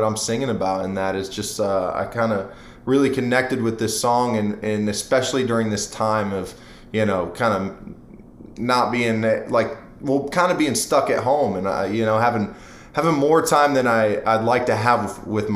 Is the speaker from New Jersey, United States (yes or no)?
no; Akron, Ohio, United States; moved away as an adult; now in Nashville, United States; I'm from Akron, Ohio, so I mean, I say Akron, but apparently in my hometown, people have been getting upset with me for saying Akron when it's really, it's like Portage Lakes and Canal Fulton is where I went to high school